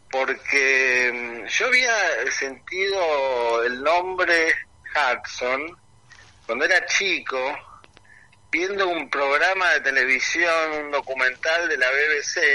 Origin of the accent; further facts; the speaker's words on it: England, United Kingdom; si bien yo soy bilingüe, o sea, porque como, como les contaba, me crié en parte en Inglaterra.